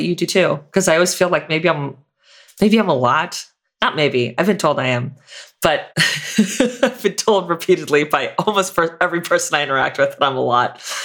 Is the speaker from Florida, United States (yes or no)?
yes; Florida, United States; I'm from Florida